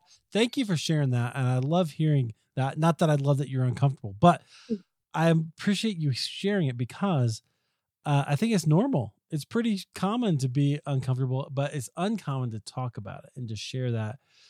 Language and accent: English; Des Moines, Iowa, United States; now in Colorado, United States; I grew up in Des Moines, Iowa, and again, spent most of my life in the Midwest. And when I came out to Colorado